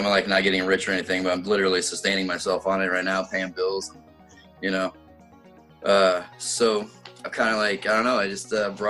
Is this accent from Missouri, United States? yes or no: no; California, United States; now in Ellensburg, United States; I'm originally from Southern California, like in between Bakersfield and Fresno in the San Joaquin Valley. I transplanted here the first time in 1988.